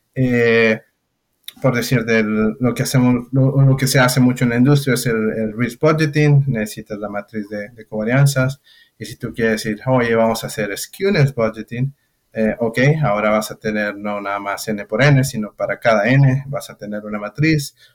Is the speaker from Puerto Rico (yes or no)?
no; Mexico; moved away as an adult; hace nueve años que salí de México